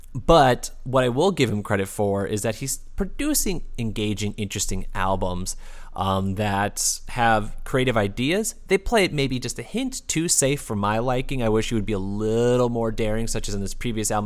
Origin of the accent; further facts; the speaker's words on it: Midwest, United States; also born or lived in Texas; being a Midwesterner